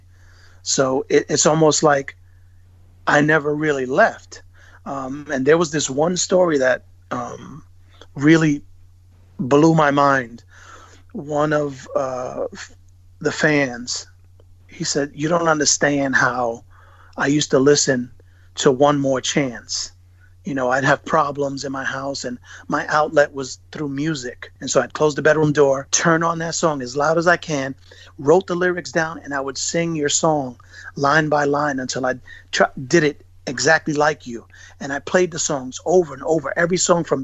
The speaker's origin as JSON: {"language": "English", "town": "New York City", "region": "New York", "country": "United States", "said": "I'm from Bushwick originally."}